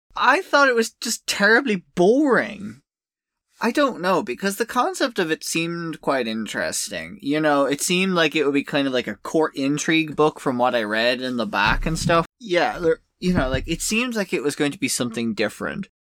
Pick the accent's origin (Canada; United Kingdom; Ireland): Ireland; as an Irish person whose country has suffered